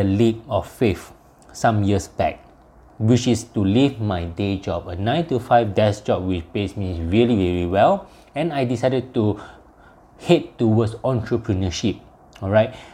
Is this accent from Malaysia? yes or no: yes; Malaysia; I'm from Malaysia